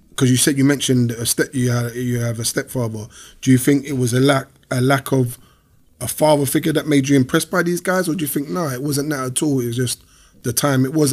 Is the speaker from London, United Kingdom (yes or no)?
yes; London, United Kingdom; I grew up in Peckham, but I never grew up in an estate.